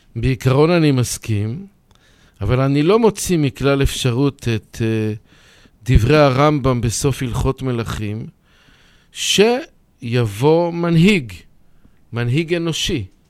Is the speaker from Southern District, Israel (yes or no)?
no; Bnei Brak, Tel Aviv District, Israel; נולדתי בבני ברק